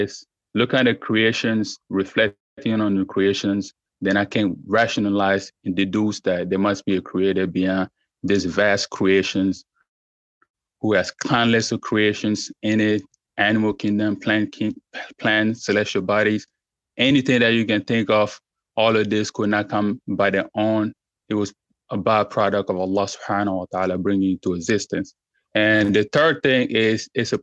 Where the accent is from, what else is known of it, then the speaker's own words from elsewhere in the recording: Côte d’Ivoire; now in Texas, United States; I'm originally from West Africa, Ivory Coast, to be precise, but I'm currently living in the United States of America, Texas